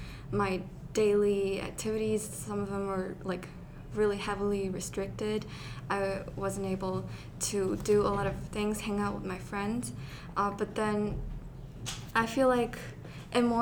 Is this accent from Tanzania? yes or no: no; China; my country